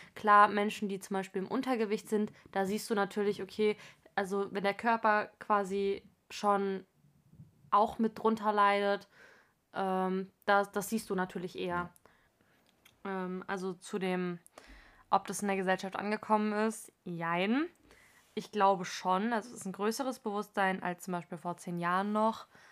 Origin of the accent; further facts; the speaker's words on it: Frankfurt, Hesse, Germany; einundzwanzig, komme aus Frankfurt am Main